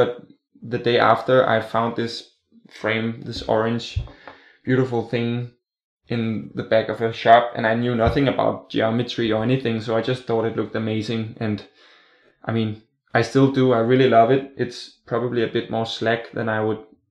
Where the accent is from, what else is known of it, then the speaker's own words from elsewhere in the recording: Copenhagen, Capital Region of Denmark, Denmark; I'm from Copenhagen, Denmark, in Scandinavia